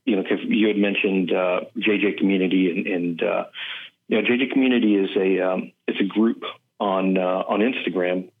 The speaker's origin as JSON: {"language": "English", "town": "Kingwood", "region": "Texas", "country": "United States", "tie": "born or raised there", "also_born_or_lived": "Houston / Los Angeles", "moved": "yes", "lives_now": "Miami, United States", "said": "I was born in Houston, grew up in Kingwood, and then I moved away to Los Angeles, got relocated out to Miami"}